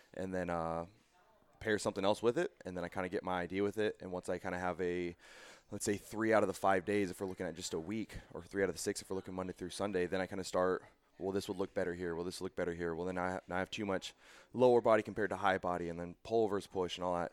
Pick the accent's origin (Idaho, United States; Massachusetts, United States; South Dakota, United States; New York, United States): Idaho, United States; Boise; moved away as an adult; I'm originally from Boise, Idaho.